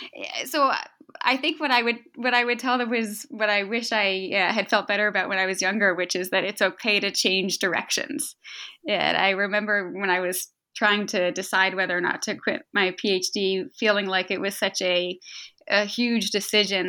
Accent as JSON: {"language": "English", "area": "outside Boston", "region": "Massachusetts", "country": "United States", "tie": "born or raised there", "moved": "as an adult", "lives_now": "Philadelphia, United States", "said": "I, I grew up outside Boston and, uh, and was there for most of my life through college."}